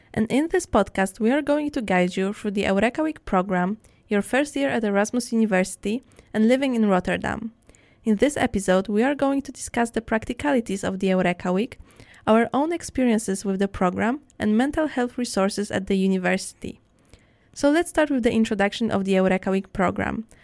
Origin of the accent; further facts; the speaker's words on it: Poland; moved away as an adult; now in Netherlands; my home country, which is Poland